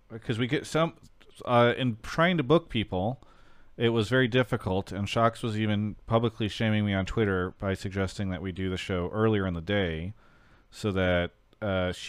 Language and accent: English; Australia; I'm from Australia.